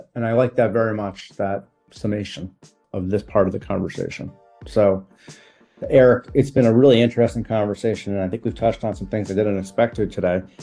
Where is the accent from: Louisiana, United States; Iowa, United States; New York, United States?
New York, United States; I'm a New Yorker